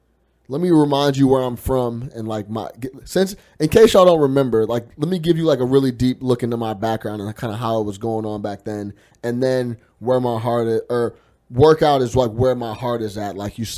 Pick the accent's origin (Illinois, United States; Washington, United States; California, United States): Illinois, United States; Chicago; I just talked about, you know, growing up on the South Side on 65th and Ingleside.